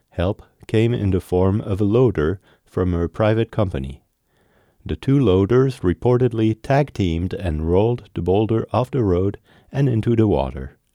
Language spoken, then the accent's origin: English; Akiak, Alaska, United States; So I put, because I grew up in Akiak